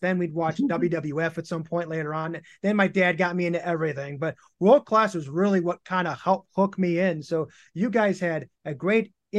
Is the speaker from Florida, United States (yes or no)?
no; Chicago, Illinois, United States; I grew up in Chicago